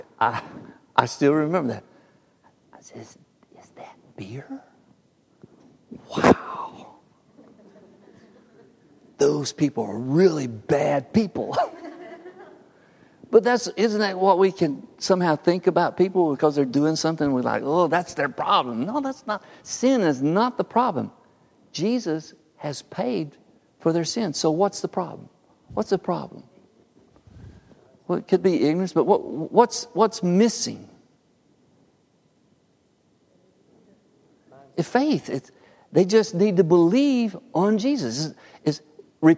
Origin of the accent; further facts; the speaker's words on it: Harpersville, Alabama, United States; my little world growing up in Harpersville